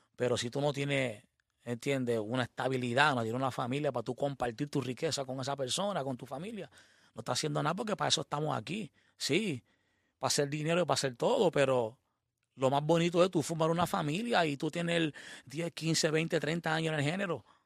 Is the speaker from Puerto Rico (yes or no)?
yes; Puerto Rico